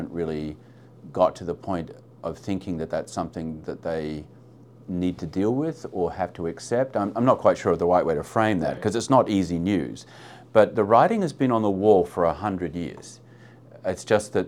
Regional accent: Australia; as an Australian

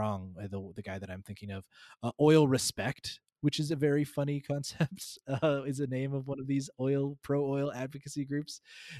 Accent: Calgary, Alberta, Canada; I grew up in Calgary

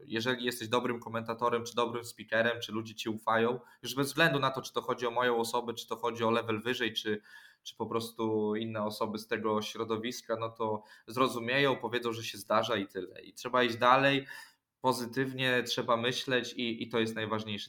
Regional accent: Orneta, Warmian-Masurian Voivodeship, Poland; Pochodziłem do szkoły, chodziłem na treningi piłki nożnej u nas w Ornecie

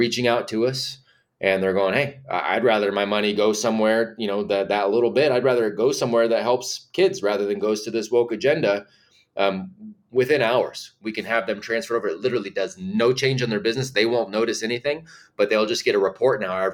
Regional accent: California, United States; moved away as an adult; now in North Carolina, United States; for the last 2 years we've been here in North Carolina. We're originally from California

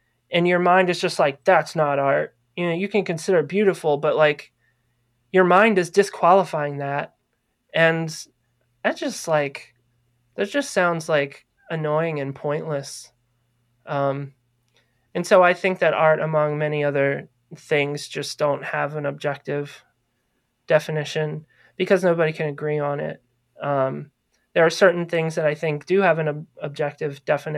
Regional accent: Maryland, United States; moved away as an adult; I grew up in Maryland. I didn't move here until 2012. So I spent a good 27 years in Maryland

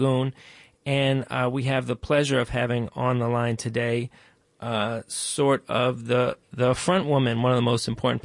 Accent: Baltimore, Maryland, United States; also born or lived in New York; I was born in New York, but I grew up in Baltimore

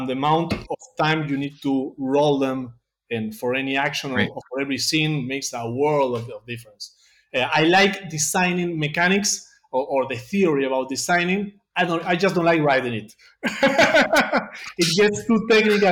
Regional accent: Temperley, Buenos Aires Province, Argentina; first language Spanish; English is a second language; I live in a... Here in Buenos Aires, it's called Temperley.

